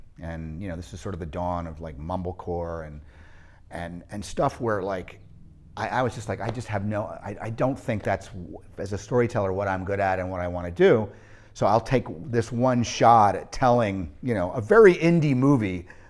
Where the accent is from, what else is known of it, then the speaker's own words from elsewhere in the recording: New England, United States; I mean, I grew up in New England, all different parts of New England